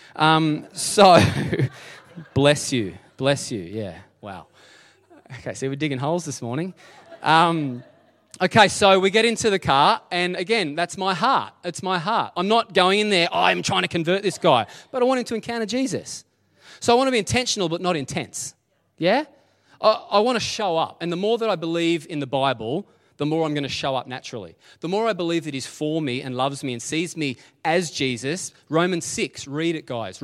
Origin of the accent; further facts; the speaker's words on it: Dingley Village, Victoria, Australia; I'm just a kid from Dingley